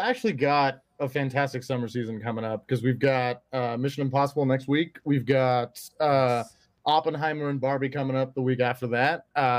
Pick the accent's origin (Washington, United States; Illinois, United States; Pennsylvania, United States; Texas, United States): Texas, United States; Houston; I'm from the Houston area